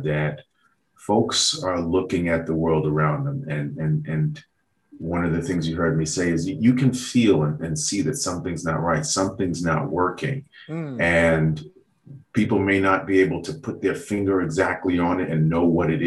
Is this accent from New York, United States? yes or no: yes; New York City, New York, United States; I grew up in Southeast Queens and in Jamaica.